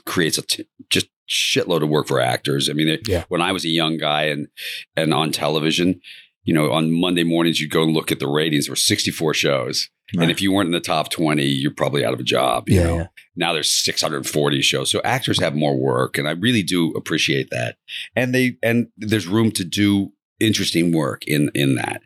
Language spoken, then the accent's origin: English; Kentucky, United States; I'm from Kentucky, so I love the University of Kentucky